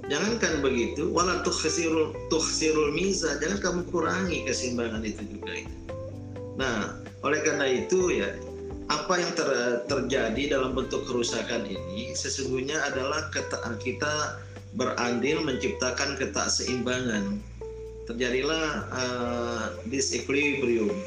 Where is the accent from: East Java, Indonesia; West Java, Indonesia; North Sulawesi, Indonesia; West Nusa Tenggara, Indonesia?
West Nusa Tenggara, Indonesia; ini suku tetangga saya ya suku Bojo Bima itu di Pulau Sumbawa saya suku Samawa Sumbawanya